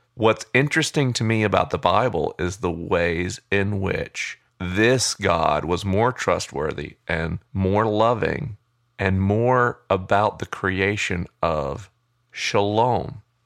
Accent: United States; I am an American

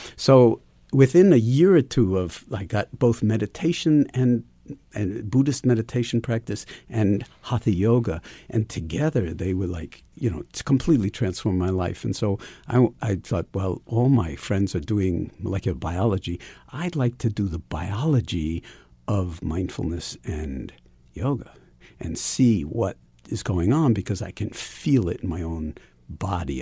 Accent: New York City, New York, United States; Ever since I was a kid growing up in New York City

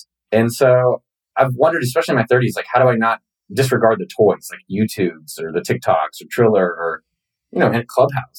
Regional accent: the Bay Area, California, United States; And we're both from the Bay.

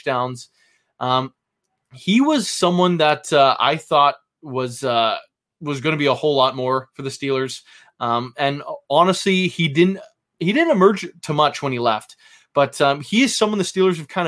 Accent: Vancouver, British Columbia, Canada; I am from Vancouver, Canada.

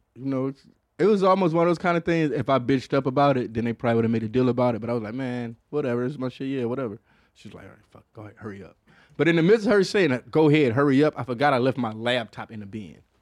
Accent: Detroit, Michigan, United States; I'm from Detroit

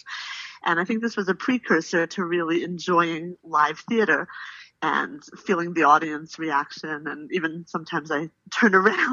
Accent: Philadelphia, Pennsylvania, United States; I grew up in Philadelphia, Northeast Philadelphia, to be exact.

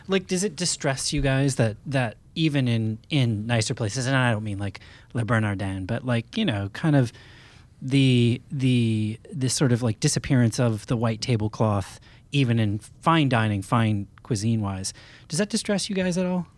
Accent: Maine, United States; I grew up in Maine

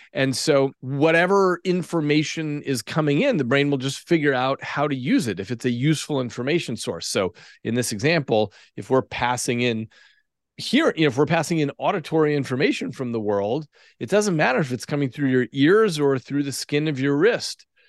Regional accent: Albuquerque, New Mexico, United States; I grew up in Albuquerque, New Mexico

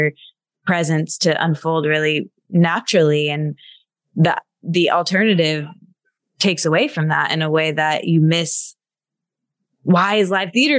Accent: Michigan, United States; I grew up in Michigan

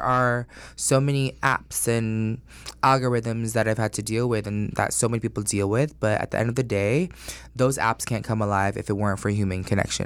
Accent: Orlando, Florida, United States; also born or lived in Astoria, Queens, New York; I was born in New York and then I grew up in Orlando and I started in first grade

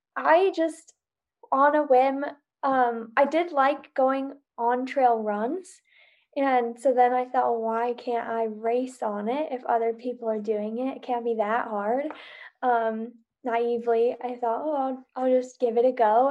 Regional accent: Salt Lake City, Utah, United States; moved away as an adult; now in Bozeman, United States; I live in Bozeman, Montana currently, but I'm originally from Salt Lake

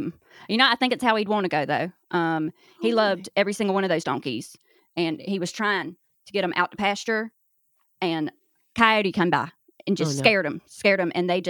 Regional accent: North Carolina, United States; Oh, well, I'm from North Carolina.

